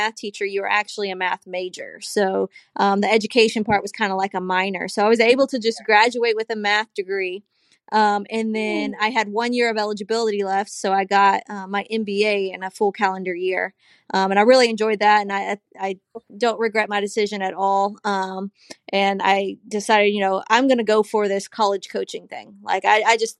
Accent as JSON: {"language": "English", "town": "Azle", "region": "Texas", "country": "United States", "tie": "born or raised there", "also_born_or_lived": "Brownwood, Texas", "said": "I was born and raised outside of Fort Worth in a town called Azle"}